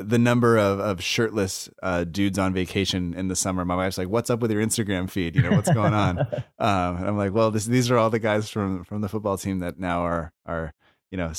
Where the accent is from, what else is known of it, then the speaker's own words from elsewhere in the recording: United States; as an American, who grew up watching guys